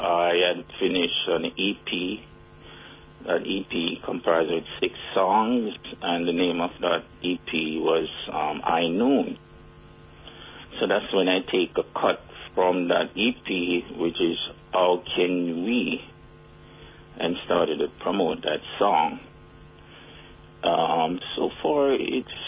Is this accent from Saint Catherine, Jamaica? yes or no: yes; Spanish Town, Saint Catherine, Jamaica; I'm from Spanish Town